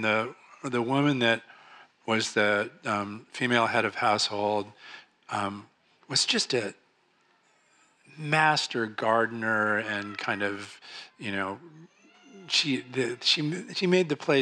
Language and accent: English; Marin, California, United States; also born or lived in Oakland / San Francisco; I was born in Oakland and lived in San Francisco a little bit, and then moved to Marin